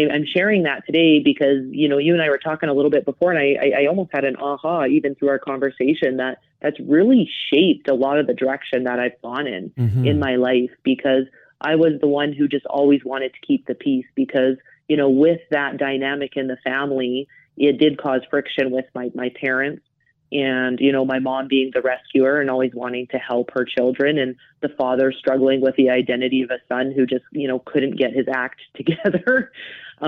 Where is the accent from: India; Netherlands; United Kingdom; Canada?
Canada; Calgary, Alberta; now in Johannesburg, South Africa; growing up in Calgary, I grew up in a family with an older brother